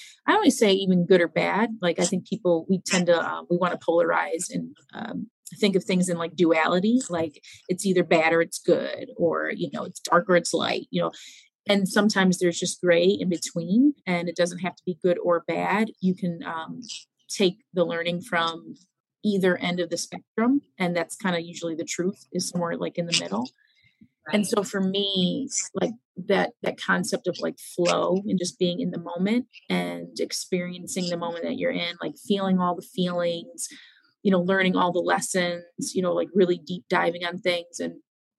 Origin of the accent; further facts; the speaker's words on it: Cleveland, Ohio, United States; I'm from Cleveland, Ohio